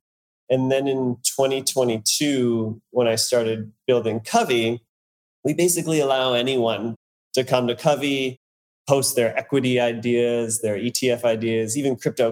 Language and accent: English; Canada; now in New York, United States; I grew up in Canada. And now, as you said, I'm living in New York